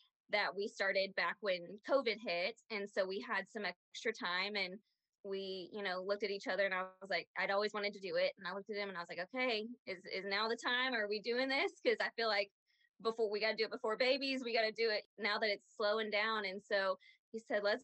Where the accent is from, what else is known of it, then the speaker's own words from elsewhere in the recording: Aledo, Texas, United States; we grew up in Aledo.